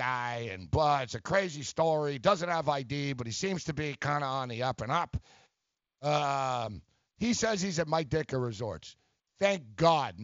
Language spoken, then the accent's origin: English; Toronto, Ontario, Canada; I'm from Toronto